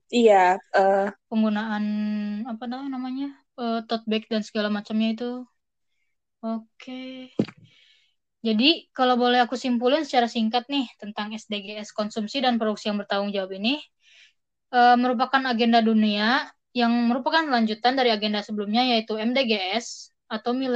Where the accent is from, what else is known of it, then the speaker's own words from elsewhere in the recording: Bogor, West Java, Indonesia; untuk aku pribadi ya, aku kan dari Bogor.